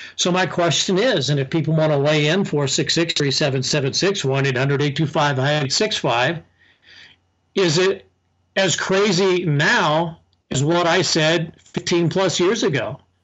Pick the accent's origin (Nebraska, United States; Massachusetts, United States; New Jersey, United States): Nebraska, United States; Southeast; growing up in Southeast Nebraska is much like growing up in Southern California